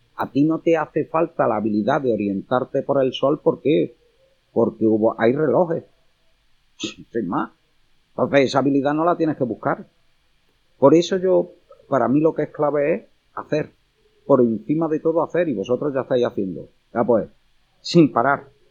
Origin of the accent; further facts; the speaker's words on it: Córdoba, Andalusia, Spain; como cordobés